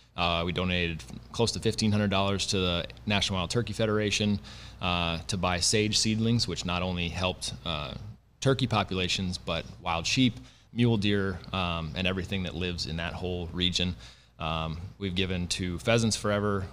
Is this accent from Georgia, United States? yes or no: no; South Dakota, United States; moved away as an adult; now in North Dakota, United States; I grew up in the Dakotas, um, so grew up in South Dakota, uh, went to school in North Dakota, and now live in North Dakota